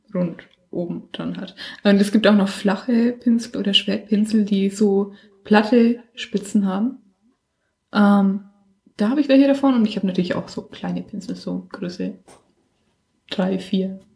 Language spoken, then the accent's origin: German; Bichhofen, Franconia, Bavaria, Germany; wo ich herkomme, auch in Bichhofen